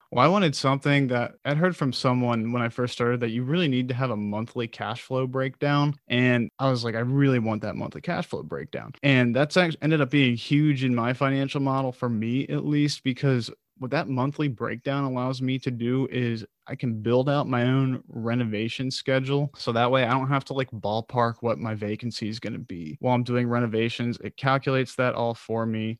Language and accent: English; United States; also born or lived in Baltimore; I grew up outside of Washington, D C